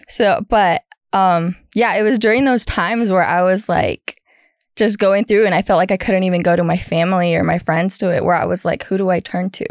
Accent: California, United States; moved away as an adult; now in Texas, United States; I am originally from California, born and raised

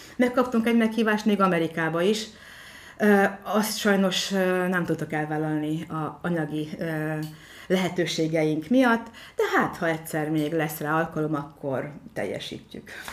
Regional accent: Mórágy, Tolna, Hungary; moved away as an adult; now in Bonyhád, Hungary; én is Mórágyon nevelkedtem

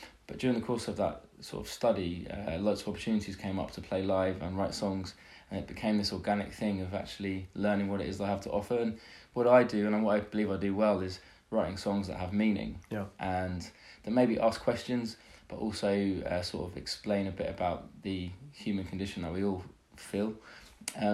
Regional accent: London, United Kingdom; I'm from London, UK, and I'm in the USA for the first time playing some shows as a musician

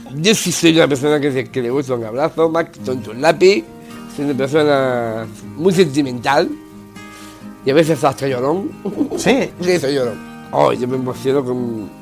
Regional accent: Málaga, Andalusia, Spain; Nací en Málaga el 5 de agosto de 1974

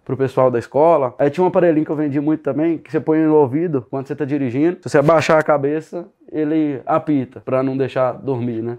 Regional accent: Sete Lagoas, Minas Gerais, Brazil; eu nasci em Sete Lagoas, aqui perto de Belo Horizonte

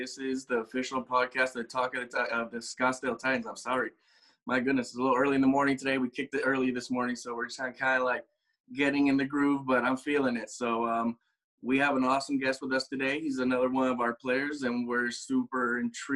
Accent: Puerto Rico; moved away; also born or lived in California; I'm from Puerto Rico. Well, I was born in California, raised in Puerto Rico

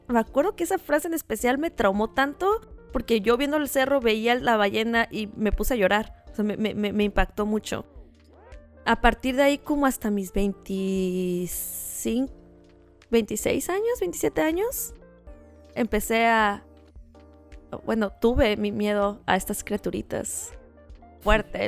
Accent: Tijuana, Baja California, Mexico; nosotros crecimos en Playa de Tijuana, ¿no? Y cuando digo nosotros, hablo de mis hermanos y de mí

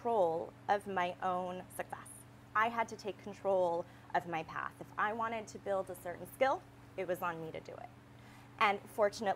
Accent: D.C., District of Columbia, United States; I grew up outside of Washington, D.C.

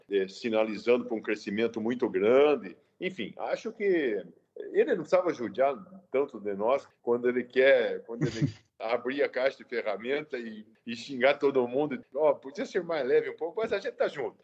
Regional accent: Prudentópolis, Paraná, Brazil; moved away as an adult; also born or lived in Rondônia; eu de fato nasci em Prudentópolis

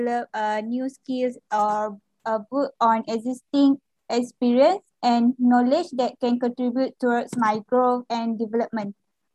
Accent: Malaysia; I am from Malaysia

